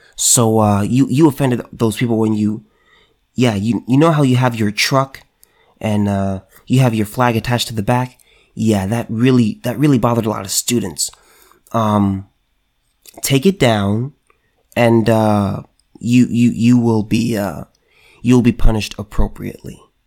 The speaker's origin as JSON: {"language": "English", "region": "California", "country": "United States", "said": "California man right here in my home state"}